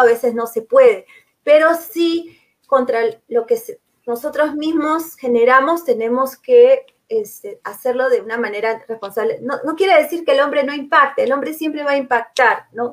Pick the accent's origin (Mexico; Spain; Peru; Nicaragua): Peru; como peruanos